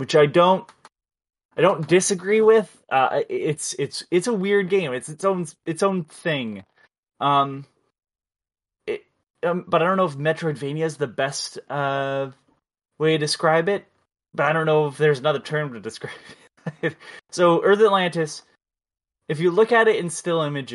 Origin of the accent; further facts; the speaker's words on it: Canada; I'm Canadian